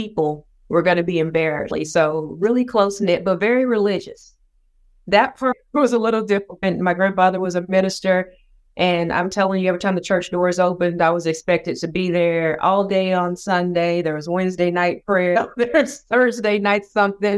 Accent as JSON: {"language": "English", "town": "Sapulpa", "region": "Oklahoma", "country": "United States", "tie": "born or raised there", "said": "I grew up in Oklahoma, still live in Oklahoma, born and bred, but I am from a small town of about 20,000 people, and it's called Sapulpa."}